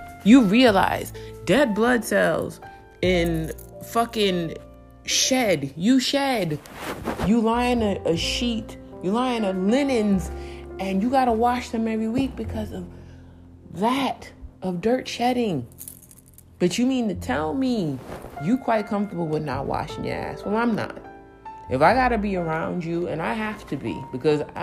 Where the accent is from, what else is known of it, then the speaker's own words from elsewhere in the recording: New York City, New York, United States; growing up in New York City